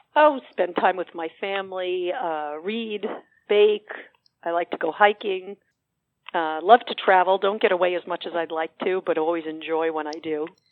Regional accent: New York City, New York, United States; I grew up in Woodside. I still have family and friends in Woodside.

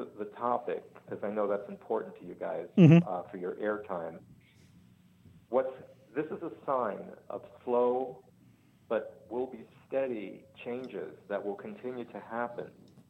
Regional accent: New York City, New York, United States; also born or lived in Downtown Brooklyn / Marine Park, Brooklyn; I was born and raised in South Brooklyn. So moving to Marine Park

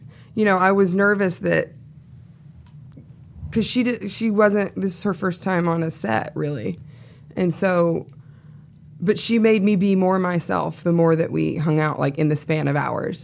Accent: the South, United States; I'm from the South

